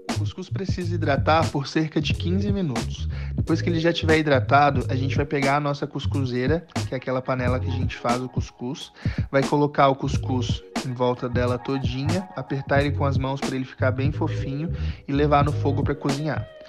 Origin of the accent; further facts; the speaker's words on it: Rio Branco, Acre, Brazil; moved away as an adult; now in Goiânia, Brazil; Eu sou natural de Rio Branco, no Acre, mas já moro em Goiânia há um pouquinho mais de 10 anos